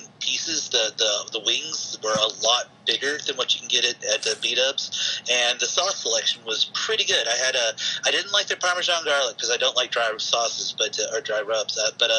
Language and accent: English; the South, United States; being a Southerner